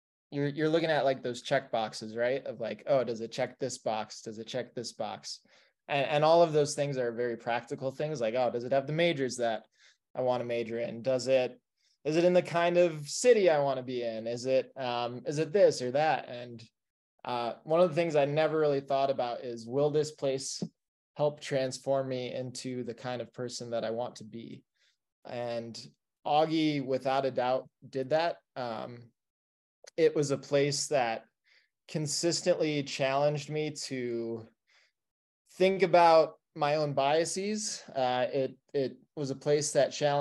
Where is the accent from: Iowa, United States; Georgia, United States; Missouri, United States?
Iowa, United States; moved away as an adult; now in Denver, United States; a middle-class white kid from Iowa